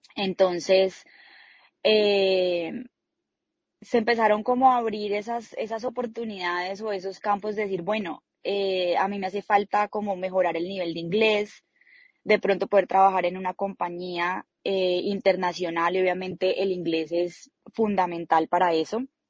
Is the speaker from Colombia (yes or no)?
yes; Colombia; moved away; nosotros como colombianos